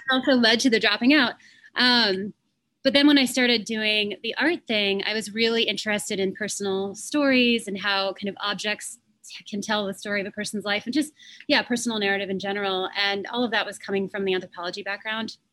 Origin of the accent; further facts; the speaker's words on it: Fresno, California, United States; moved away as an adult; also born or lived in San Francisco; I grew up in outside of Fresno in California